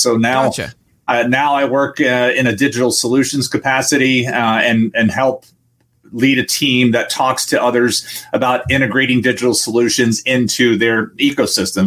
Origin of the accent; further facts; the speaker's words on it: Kissimmee, Florida, United States; also born or lived in Washington, D.C. area; I, grew up in Florida and Kissimmee as it was developing